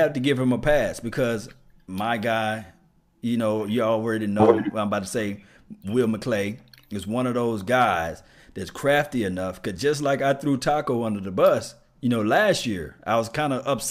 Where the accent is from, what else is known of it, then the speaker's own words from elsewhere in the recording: Natchez, Mississippi, United States; I'm from Linwood, Natchez, Mississippi